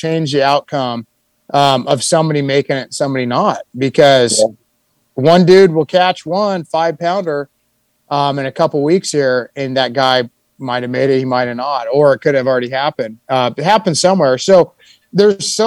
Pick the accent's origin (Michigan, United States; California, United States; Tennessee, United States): California, United States; growing up in California